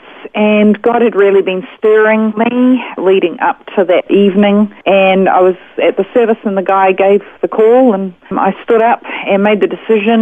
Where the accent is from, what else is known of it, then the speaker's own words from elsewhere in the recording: Auckland, New Zealand; moved away as an adult; now in Australia; I was raised in Auckland, New Zealand.